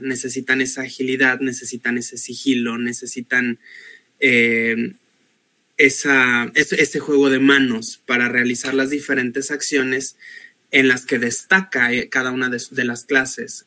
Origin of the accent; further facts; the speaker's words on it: Guadalajara, Jalisco, Mexico; soy de Guadalajara, Jalisco.